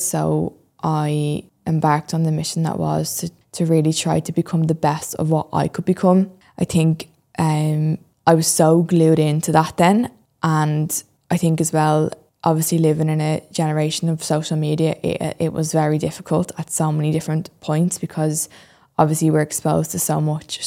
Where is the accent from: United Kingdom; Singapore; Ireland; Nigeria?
Ireland; Dublin, Leinster; I'm twenty-three and I'm from Dublin